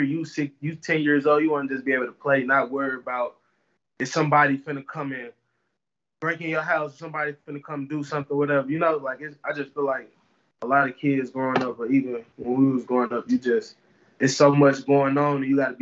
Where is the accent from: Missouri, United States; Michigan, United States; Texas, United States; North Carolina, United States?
Missouri, United States; St. Louis; also born or lived in Ohio; now in Columbia, United States; I grew up in North St. Louis